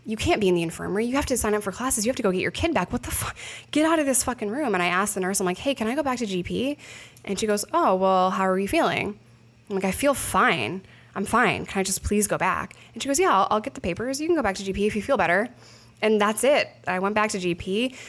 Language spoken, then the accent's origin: English; New York, United States; moved away; I'm a New Yorker